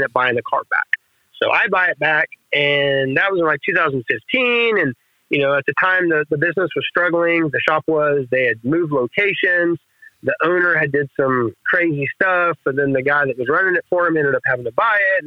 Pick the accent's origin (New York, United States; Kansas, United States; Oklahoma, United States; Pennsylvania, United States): Oklahoma, United States; Velma; I grew up in Velma, Helma, Oklahoma